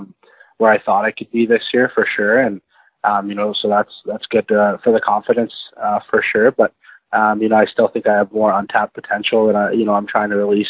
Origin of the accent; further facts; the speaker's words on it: Airdrie, Alberta, Canada; also born or lived in Kelowna, British Columbia / Calgary, Alberta; now in Edmonton, Canada; I'm from Airdrie, Alberta. I grew up there until I was about 13, summer of 13, I moved away to Kelowna, played a year of hockey in Kelowna and came back and was in South Calgary with my father